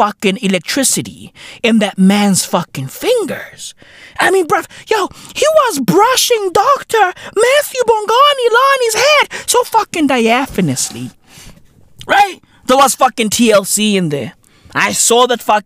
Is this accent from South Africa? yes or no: yes; South Africa; I'm South African